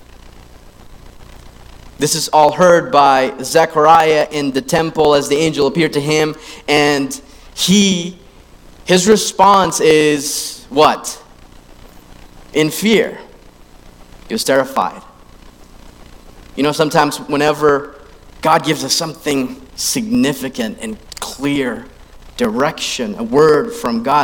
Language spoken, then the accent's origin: English; Philippines; I grew up in the Philippines, and I grew up in that system as well